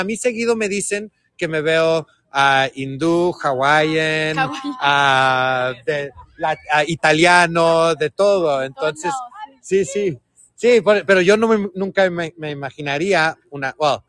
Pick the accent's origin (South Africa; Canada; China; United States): Canada; Montreal, Quebec; now in Whistler, Canada; But I live here in Whistler, and I'm born and raised in Montreal.